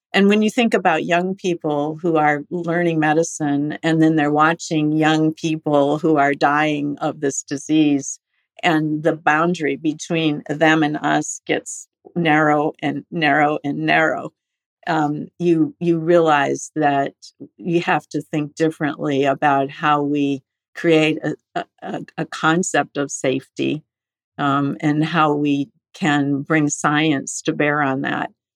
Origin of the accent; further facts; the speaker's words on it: Estelline, South Dakota, United States; moved away; also born or lived in Rochester, Minnesota / San Francisco; I was actually born in Rochester, Minnesota at the Mayo Clinic, but I did grow up in Esalen, South Dakota